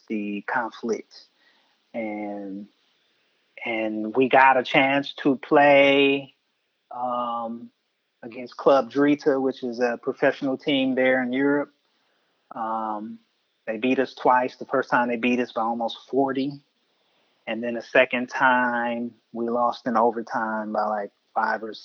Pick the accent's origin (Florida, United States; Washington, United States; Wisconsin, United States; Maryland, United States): Wisconsin, United States; Milwaukee; where I'm from Milwaukee